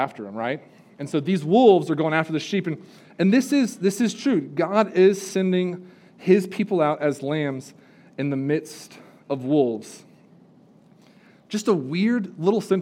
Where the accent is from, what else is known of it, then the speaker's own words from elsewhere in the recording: California, United States; now in Spruce Pine, United States; I grew up in California, live in Spruce Pine